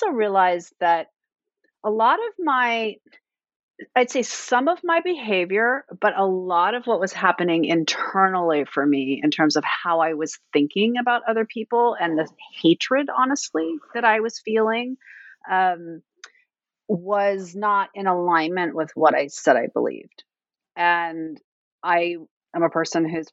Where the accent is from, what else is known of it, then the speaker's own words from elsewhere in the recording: Fairbanks, Alaska, United States; now in Washington, D.C., United States; I live in Washington, D.C., but I was raised in Fairbanks, Alaska, so I'm very, very far away